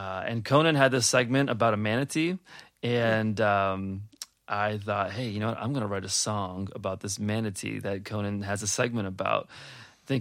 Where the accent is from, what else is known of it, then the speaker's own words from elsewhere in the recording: Cleveland, Ohio, United States; now in Pittsburgh, United States; Originally from Cleveland, Ohio. I usually keep that a secret, living in Pittsburgh, but I'm coming out of the closet that I am from Cleveland